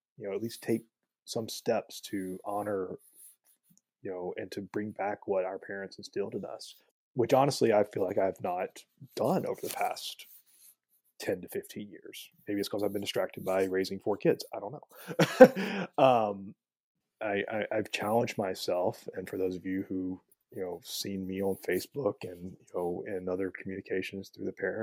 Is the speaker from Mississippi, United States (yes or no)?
yes; Jackson, Mississippi, United States; moved away; was born in Jackson, Mississippi. Grew up in Jackson in the 1980s and 90s